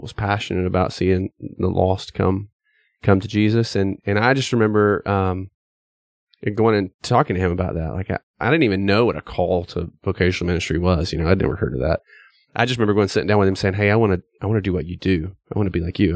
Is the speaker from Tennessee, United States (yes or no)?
yes; East Tennessee, United States; I grew up in East Tennessee